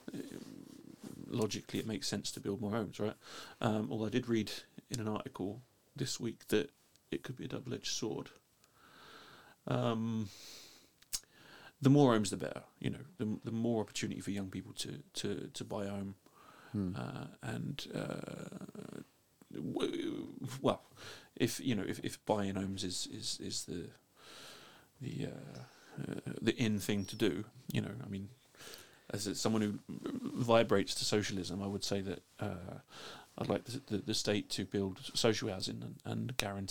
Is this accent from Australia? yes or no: no; London, United Kingdom; now in Iceland; I was raised Catholic in London